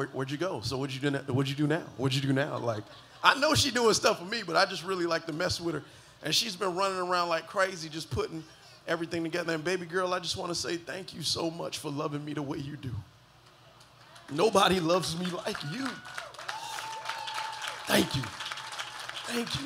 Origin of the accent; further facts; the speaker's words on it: Miami Gardens, Florida, United States; I was born and raised in the county of Dade, 305, holla at your boy, Carroll City.